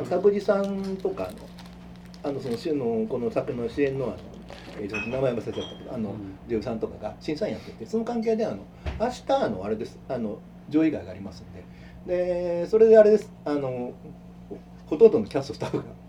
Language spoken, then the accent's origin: Japanese; Kyoto, Japan; 僕も京都の人間として